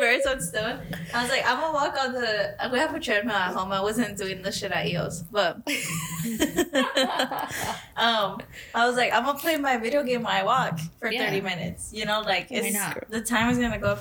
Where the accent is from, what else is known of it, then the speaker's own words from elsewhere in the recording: Arizona, United States; I just wanted to settle down in my hometown. Like, I just love Arizona so much.